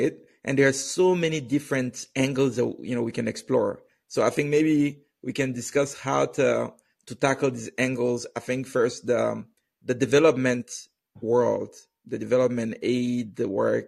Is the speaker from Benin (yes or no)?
yes; Benin; I was growing up in Benin